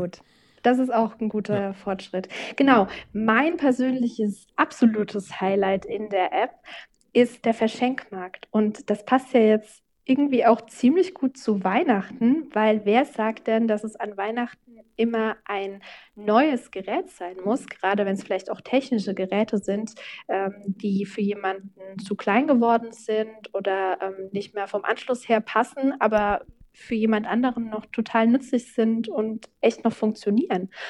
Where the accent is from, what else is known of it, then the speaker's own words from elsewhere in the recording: Obernburg am Main, Bavaria, Germany; in Obernburg und Eisenbach, also meinem Heimatort